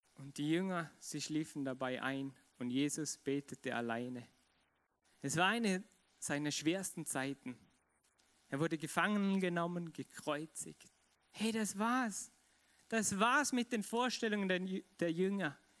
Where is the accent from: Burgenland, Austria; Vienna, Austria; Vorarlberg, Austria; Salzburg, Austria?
Vorarlberg, Austria; ich bin Vorarlberger und ich liebe es, Vorarlberg zu, zu sein